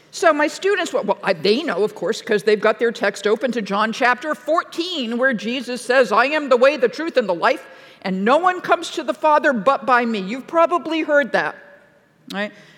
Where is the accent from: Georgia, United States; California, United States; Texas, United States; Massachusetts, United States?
Massachusetts, United States; moved away; I'm from Massachusetts